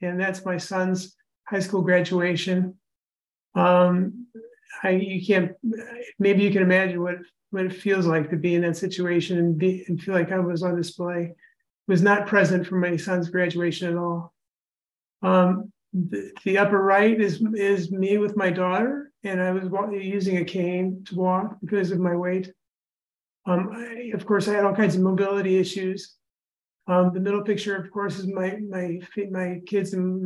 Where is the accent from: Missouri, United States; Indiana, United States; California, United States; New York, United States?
Indiana, United States; Indianapolis; I'm from Indianapolis, lived in Indiana all my life.